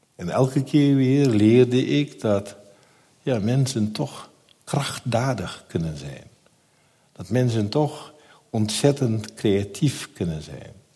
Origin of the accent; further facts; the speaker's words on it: Netherlands; tijdens de eh, middelbare school vond ik mijn weg in de Nederlandse samenleving. Maar de wijk bleef mijn thuisbasis